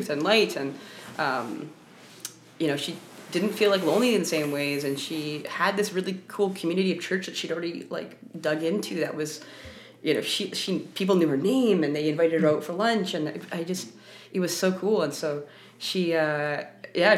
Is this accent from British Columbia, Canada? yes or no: yes; Vancouver, British Columbia, Canada; I grew up in Vancouver